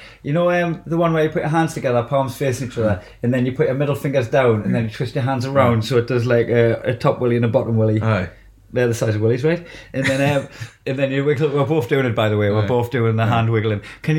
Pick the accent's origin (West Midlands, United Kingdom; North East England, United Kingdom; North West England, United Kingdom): North East England, United Kingdom; Blyth; he just said fuck Blythe. Like, I love my hometown.